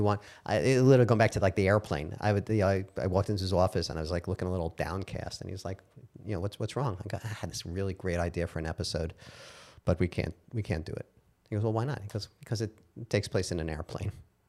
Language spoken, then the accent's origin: English; Brooklyn, New York, United States; I'm from Brooklyn.